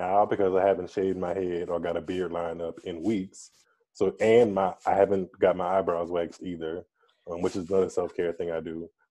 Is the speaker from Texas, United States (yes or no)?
no; Louisiana, United States; I'm from Louisiana